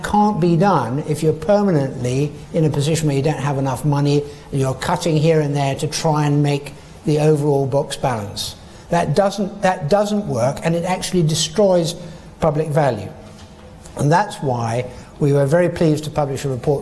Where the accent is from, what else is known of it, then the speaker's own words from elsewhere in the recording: Scotland, United Kingdom; I'm a Scottish Chartered Accountant